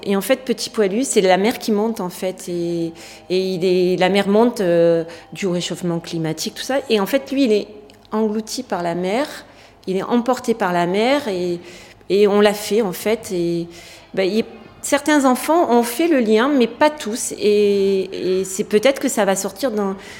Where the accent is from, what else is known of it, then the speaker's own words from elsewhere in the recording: Breil-sur-Roya, Provence-Alpes-Côte d'Azur, France; moved away as an adult; also born or lived in Nice; Je suis née à Breil. Il y avait une maternité à l'époque